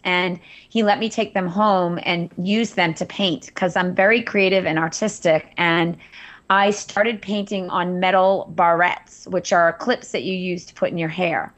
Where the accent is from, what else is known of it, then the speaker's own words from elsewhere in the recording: Andover, Massachusetts, United States; also born or lived in Wellesley, Massachusetts / Cape Cod; I grew up in Andover, Massachusetts